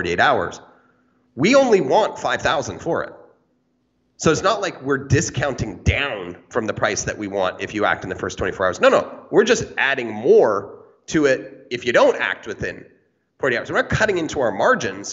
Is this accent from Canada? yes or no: yes; Canada; I'm Canadian